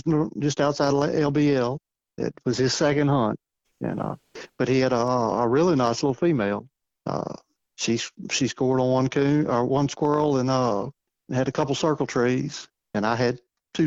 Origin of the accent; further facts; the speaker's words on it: Louisiana, United States; moved away as an adult; now in Missouri, United States; I'm from Louisiana originally. I hadn't lived down there since 88. I went into service in 88. I've lived in Missouri since 95